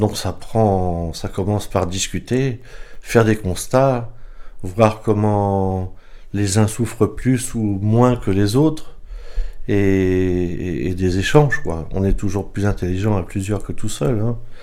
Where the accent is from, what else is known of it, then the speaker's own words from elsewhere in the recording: Pas-de-Calais, Hauts-de-France, France; moved away as an adult; now in Fleurie, France; moi je viens du Pas-de-Calais